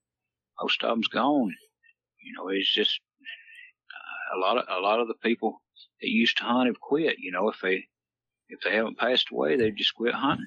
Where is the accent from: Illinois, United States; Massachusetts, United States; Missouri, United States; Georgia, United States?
Georgia, United States; Calhoun; I'm actually from North Georgia here. Calhoun's where I was raised